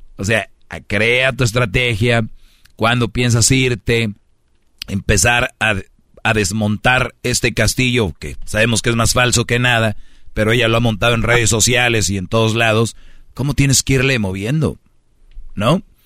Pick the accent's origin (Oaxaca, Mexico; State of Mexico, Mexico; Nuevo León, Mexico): Nuevo León, Mexico; Monterrey; Te lo digo como buen regio